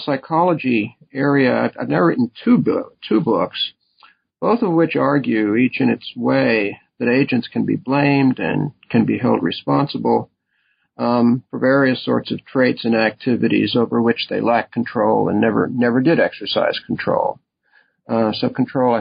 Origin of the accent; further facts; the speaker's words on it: Nutley, New Jersey, United States; moved away as an adult; also born or lived in Waltham, Massachusetts; I was born in Nutley, New Jersey, where I grew up